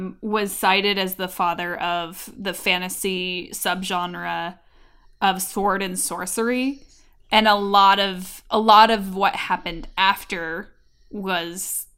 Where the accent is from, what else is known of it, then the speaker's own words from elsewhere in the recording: California, United States; Because I grew up in California.